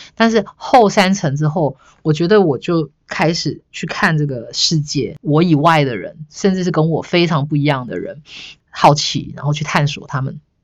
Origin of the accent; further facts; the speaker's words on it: Yunlin County, Taiwan; moved away as an adult; also born or lived in Chiayi, Taiwan; 我想念的其实不是我的故乡云林